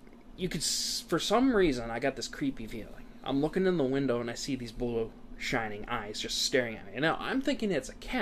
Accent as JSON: {"language": "English", "region": "Wisconsin", "country": "United States", "tie": "born or raised there", "said": "We're from Wisconsin"}